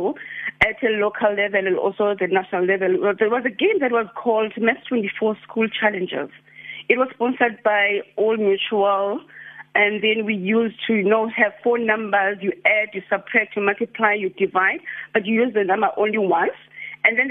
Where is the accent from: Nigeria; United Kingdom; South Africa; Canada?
South Africa; Bizana, Eastern Cape; moved away as an adult; I'm actually from Bizana. It's a village in the Eastern Cape. So I did my primary to high school there